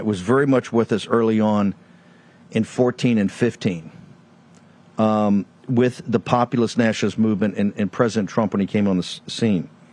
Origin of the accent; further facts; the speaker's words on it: the South, United States; I'm from the South. I'm a Southerner